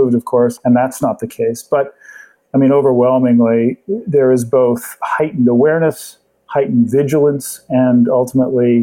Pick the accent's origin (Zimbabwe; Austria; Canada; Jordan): Canada; Halifax, Nova Scotia; Halifax, which is my hometown, Halifax, Nova Scotia